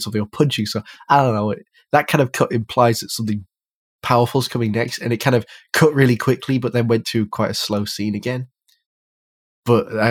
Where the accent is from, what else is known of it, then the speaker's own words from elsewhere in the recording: the north of England, United Kingdom; Well, from the north